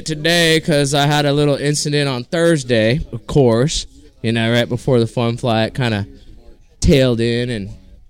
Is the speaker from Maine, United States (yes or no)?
no; Damascus, Oregon, United States; I'm from Oregon. Field of Screams down there in Damascus.